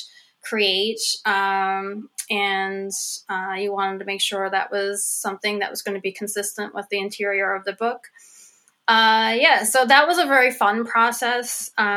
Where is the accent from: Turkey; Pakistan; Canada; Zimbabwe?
Canada; Cow Head, Newfoundland and Labrador; my hometown, which is a little town called Cowhead, on the north, west coast of Newfoundland